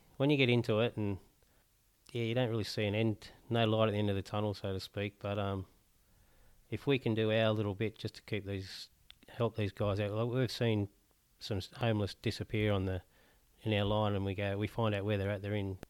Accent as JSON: {"language": "English", "town": "Newcastle", "region": "North East England", "country": "United Kingdom", "said": "I'm from Newcastle originally, my wife's from Newcastle."}